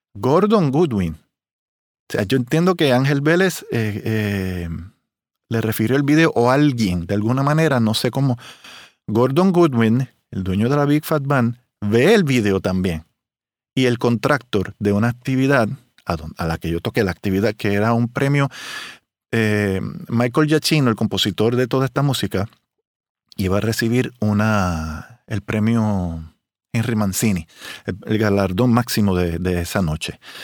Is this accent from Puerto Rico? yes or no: yes; Puerto Rico; also born or lived in Miami / Las Vegas; soy un trompetista de Puerto Rico